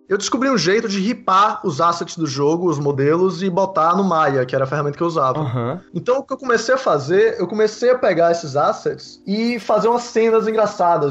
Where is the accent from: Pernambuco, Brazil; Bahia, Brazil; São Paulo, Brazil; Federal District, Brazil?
Bahia, Brazil; Salvador; moved away as an adult; now in Vancouver, Canada; eu fiz a publicidade e propaganda em Salvador, eu sou de Salvador